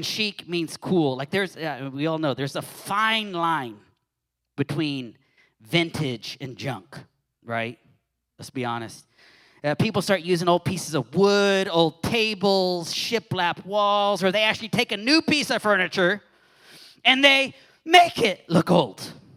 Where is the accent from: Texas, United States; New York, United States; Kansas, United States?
Texas, United States; moved away; showing my Texan roots here. So I'm originally from Texas